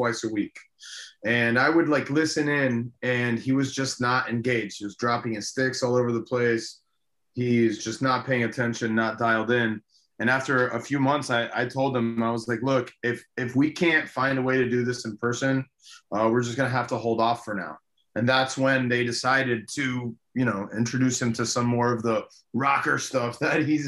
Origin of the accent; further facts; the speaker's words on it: Miami, Florida, United States; first language Spanish; English is a second language; I was born and raised in Miami, obviously, but my first language was Spanish